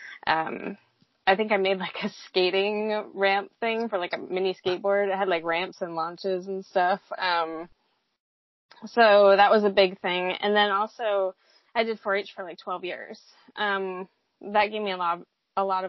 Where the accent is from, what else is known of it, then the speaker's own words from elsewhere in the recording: New Hampshire, United States; moved away as an adult; also born or lived in Seattle, Washington / Virginia; I grew up in New Hampshire